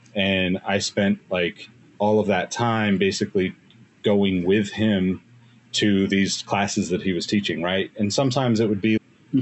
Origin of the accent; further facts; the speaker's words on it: Sacramento, California, United States; I was living in Sacramento at the time, my hometown